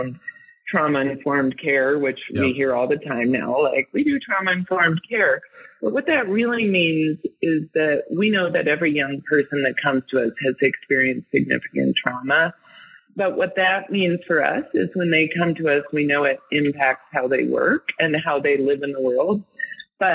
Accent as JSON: {"language": "English", "town": "Denver", "region": "Colorado", "country": "United States", "tie": "born or raised there", "said": "I grew up in Denver and I'm older than 35."}